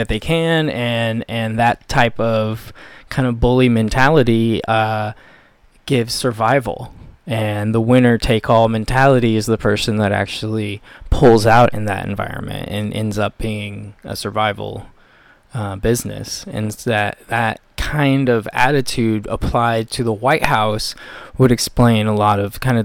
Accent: United States; my experience as an American

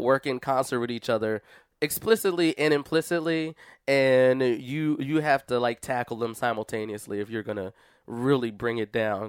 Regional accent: Philadelphia, Pennsylvania, United States; I come from Philadelphia

